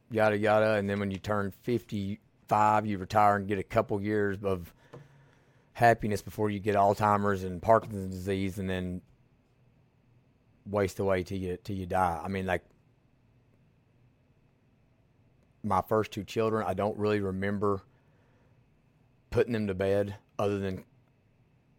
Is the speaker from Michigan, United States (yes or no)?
no; Millsboro, Kentucky, United States; moved away as an adult; also born or lived in Louisville, Kentucky; we moved back to my hometown, Millsboro, Kentucky